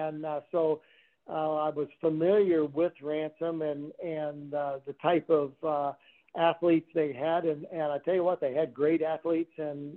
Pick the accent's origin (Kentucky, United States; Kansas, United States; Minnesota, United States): Kansas, United States; My family is from Kansas and still lives there now. But we grew up in small towns.